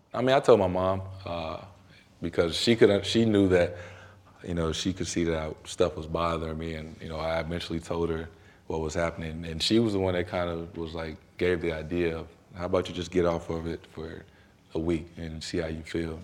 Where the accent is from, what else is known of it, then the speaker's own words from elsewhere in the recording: St. Louis, Missouri, United States; moved away as an adult; also born or lived in Durham, North Carolina; now in Boston, United States; where I'm from, being from Saint Louis